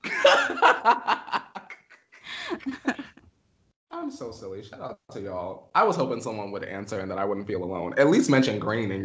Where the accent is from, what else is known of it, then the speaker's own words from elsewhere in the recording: New York, United States; also born or lived in Pennsylvania; now in Los Angeles, United States; where I grew up in New York, I kind of lived in a neighborhood where it was like a lot of Spanish people